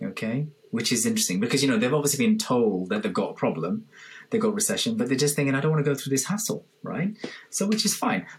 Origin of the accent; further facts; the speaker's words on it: London, United Kingdom; moved away as an adult; also born or lived in Liverpool; now in Birmingham, United Kingdom; I'm from London originally.